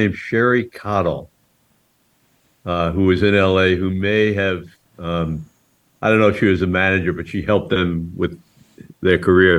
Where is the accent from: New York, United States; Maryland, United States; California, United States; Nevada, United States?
New York, United States; Long Island; also born or lived in Jackson Heights, Queens, New York; now in Maui, United States; Raised in Long Island. I was born in Jackson Heights, which is an apartment building community, maybe 25-minute drive, 20-minute drive.